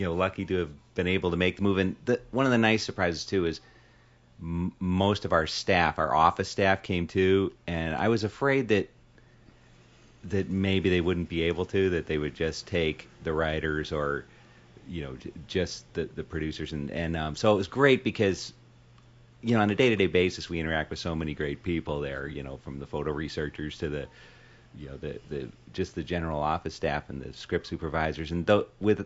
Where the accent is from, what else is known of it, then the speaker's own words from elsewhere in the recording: Chicago, Illinois, United States; moved away as an adult; also born or lived in New York; now in Los Angeles, United States; I grew up in Chicago. I lived in New York for 12 years, 97 until 2 months ago